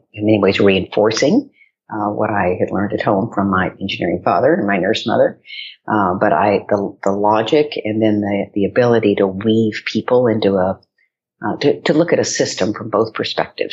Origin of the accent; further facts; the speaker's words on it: West Texas, United States; moved away as an adult; now in New York, United States; I grew up in West Texas. So my high school was the Friday Night Lights High School